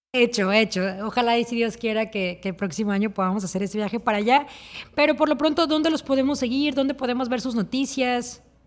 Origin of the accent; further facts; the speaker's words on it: Mexico; yo soy líder mexicana